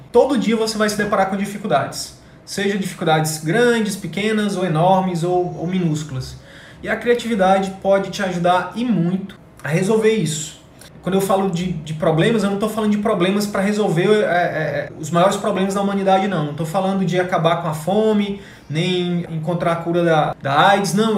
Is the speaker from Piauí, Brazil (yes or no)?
yes; Picos, Piauí, Brazil; moved away; eu estava em Picos agora no Piauí, na minha cidade natal, de férias